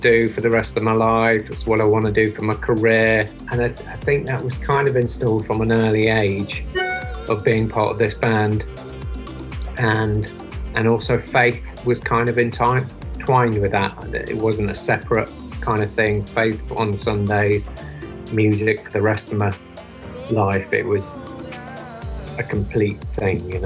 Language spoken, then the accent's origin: English; Leicester, East Midlands, United Kingdom; moved away; I'm from England originally, from a town called Leicester. So pretty much I grew up outside